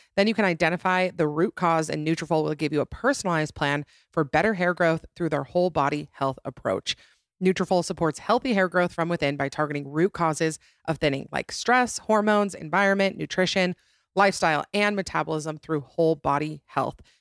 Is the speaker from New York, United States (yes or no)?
no; Utah, United States; my home state of Utah